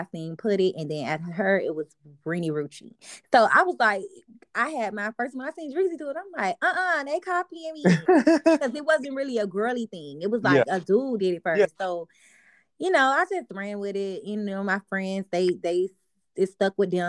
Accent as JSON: {"language": "English", "town": "Miami", "region": "Florida", "country": "United States", "also_born_or_lived": "Carol City / Liberty City / Miramar / Broward County", "said": "I done lived all over Miami."}